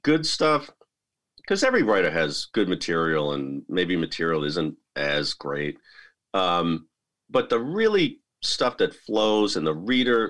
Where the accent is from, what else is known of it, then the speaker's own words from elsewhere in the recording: Lowell, Massachusetts, United States; my hometown of Lowell, Massachusetts